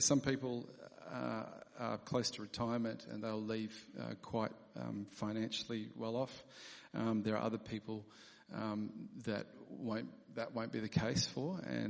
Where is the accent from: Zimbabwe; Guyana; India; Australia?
Australia; South Australia; born there; also born or lived in England; I was born in South Australia, but I've moved around, lived in lots of different states. And Heather and I lived in the UK, and Tom was born in England.